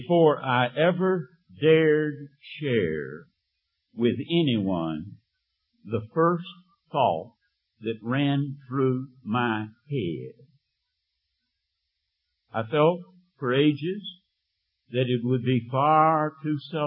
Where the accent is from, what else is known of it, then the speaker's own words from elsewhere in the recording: the Bible Belt, the South, United States; When I was 16, as a Methodist in the South in the Bible Belt, in my church